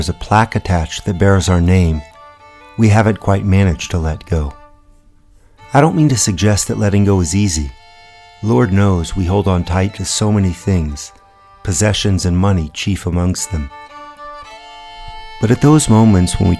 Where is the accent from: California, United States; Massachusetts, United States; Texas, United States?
Texas, United States; Houston; I'm originally from Houston